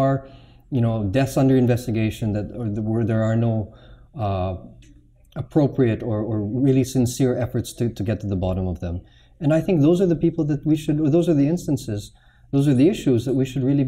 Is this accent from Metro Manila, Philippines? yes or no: yes; Makati, Metro Manila, Philippines; I grew up in Forbes Park